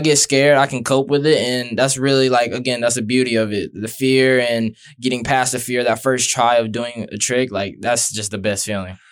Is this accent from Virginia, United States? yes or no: no; Brandon, Florida, United States; I'm from Brandon